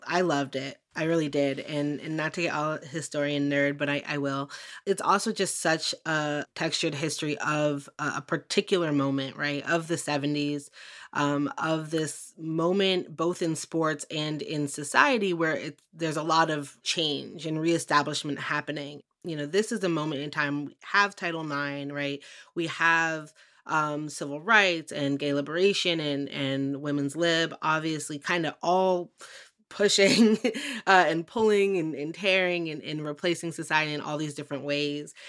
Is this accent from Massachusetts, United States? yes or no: yes; Western Massachusetts, United States; I grew up in Western Mass